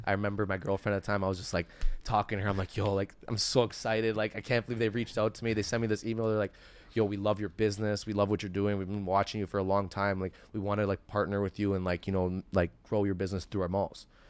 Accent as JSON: {"language": "English", "town": "Toronto", "region": "Ontario", "country": "Canada", "tie": "born or raised there", "also_born_or_lived": "Richmond Hill, Ontario", "said": "I grew up in Etobicoke, so Sherway was my mall."}